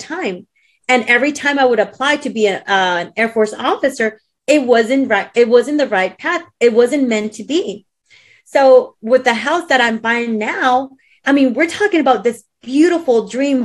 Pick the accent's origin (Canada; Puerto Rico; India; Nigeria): Puerto Rico; moved away; also born or lived in Texas / Peru; I was raised in Puerto Rico and I was raised in Peru. So I'm half Peruvian, half Puerto Rican.